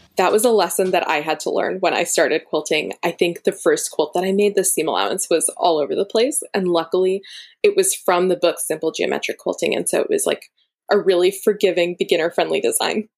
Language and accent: English; Florida, United States; now in Berkeley, United States; my parents are both from India. So, I am Indian and I'm Tamil. And I personally, I grew up in Florida and I now live in Berkeley, California